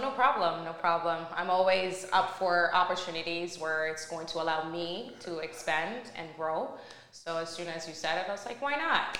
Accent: Montreal, Quebec, Canada; also born or lived in Nigeria; I actually lived in Montreal with my mom and my siblings

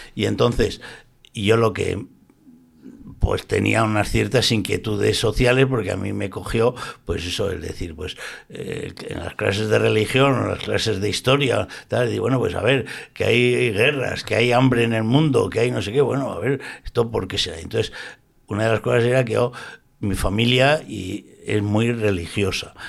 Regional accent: Zaragoza, Aragon, Spain; born or raised there; now in Valencia, Spain

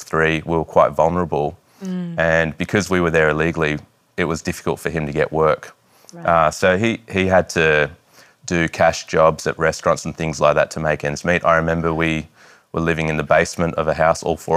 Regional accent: Iran; now in Australia; I was born in Iran in a time where Iran was at war with Iraq. And I was born in 1985.

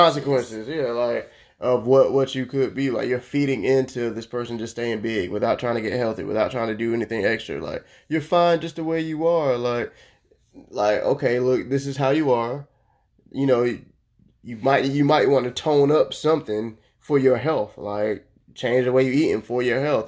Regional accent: Orlando, Florida, United States; I grew up in Orlando

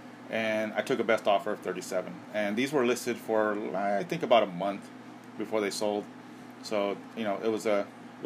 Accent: Southern California, United States; Growing up in Southern California

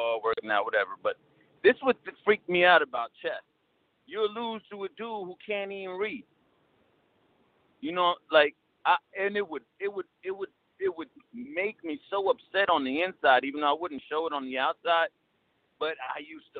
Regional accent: Trenton, New Jersey, United States; I'm from Trenton, New Jersey

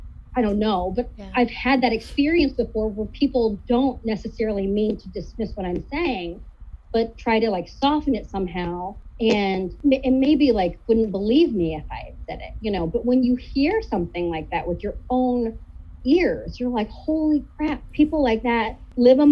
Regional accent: Kansas City, Missouri, United States; moved away as an adult; also born or lived in Seattle; now in St. Louis, United States; I grew up in Missouri. I did not grow up in St. Louis. I grew up on the Kansas City side

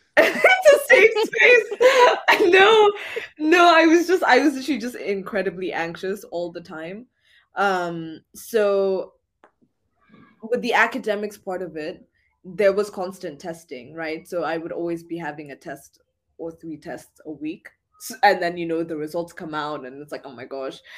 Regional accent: Kenya; moved away as an adult; now in London, United Kingdom; I am definitely like through and through Kenyan.

